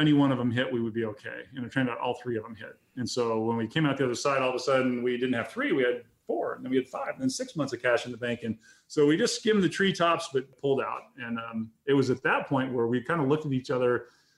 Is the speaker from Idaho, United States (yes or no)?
yes; Grangeville, Idaho, United States; moved away; my hometown in Grangeville, Idaho, because that's our testing facility